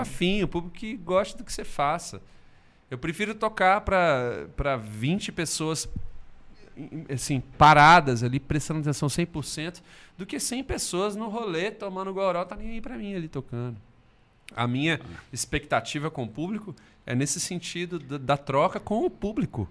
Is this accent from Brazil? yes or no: yes; Belo Horizonte, Minas Gerais, Brazil; sou de BH